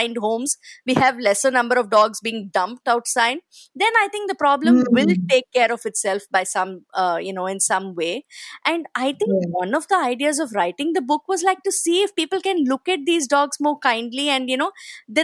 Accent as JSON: {"language": "English", "town": "Chennai", "region": "Tamil Nadu", "country": "India", "tie": "born or raised there", "moved": "as an adult", "lives_now": "Mumbai, India", "said": "I come from Chennai"}